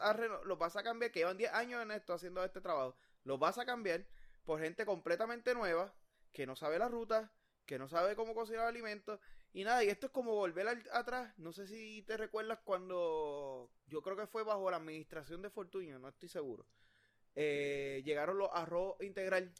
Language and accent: Spanish; Puerto Rico; como puertorriqueños